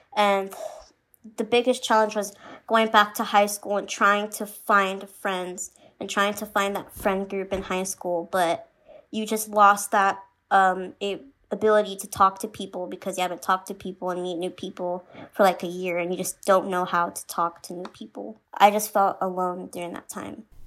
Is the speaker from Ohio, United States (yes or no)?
no; Phoenix, Arizona, United States; I'm from Phoenix, Arizona